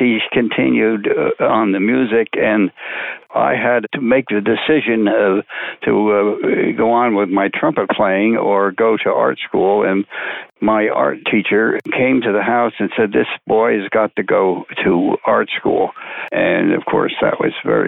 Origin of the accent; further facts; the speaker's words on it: Rahway, New Jersey, United States; I was born in Rahway, New Jersey, of course, in 1930